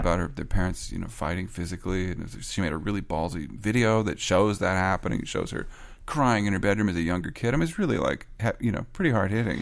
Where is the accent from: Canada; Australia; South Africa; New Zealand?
Canada; I'm Canadian